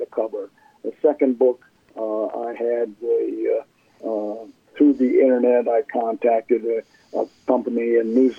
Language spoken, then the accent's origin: English; Milwaukee, Wisconsin, United States; moved away; also born or lived in California / New Jersey; my parents got divorced when I was two. And my mother, we moved from California to Milwaukee, Wisconsin.